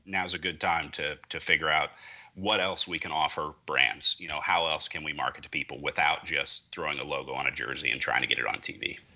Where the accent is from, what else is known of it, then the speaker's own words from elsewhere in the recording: Columbus, Ohio, United States; based out of my hometown in Columbus, Ohio